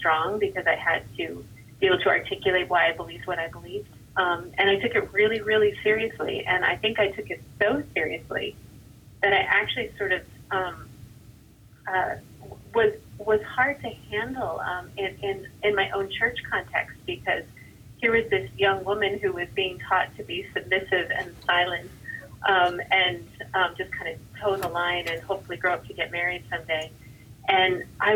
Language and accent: English; New York, United States; I did grow up in New York